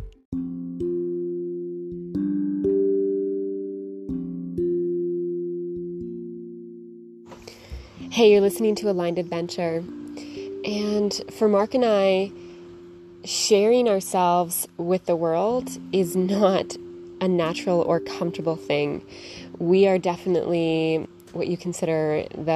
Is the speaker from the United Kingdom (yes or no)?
no; Canada; moved away; we're a Canadian couple traveling the world